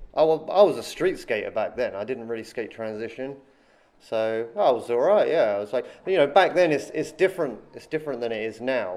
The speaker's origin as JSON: {"language": "English", "town": "Andover", "region": "South East England", "country": "United Kingdom", "tie": "born or raised there", "moved": "as an adult", "lives_now": "China", "said": "my hometown is uh, it's a small town called Andover"}